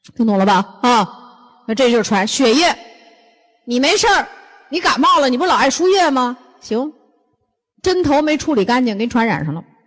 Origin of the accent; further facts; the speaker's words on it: Northeast China, China; 我们东，北方人